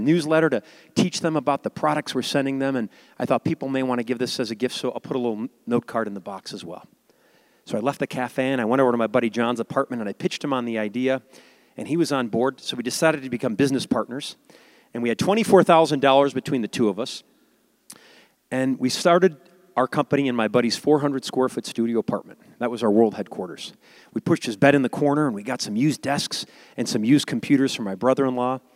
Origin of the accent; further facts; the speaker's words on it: Chicago, Illinois, United States; I grew up in a suburb of Chicago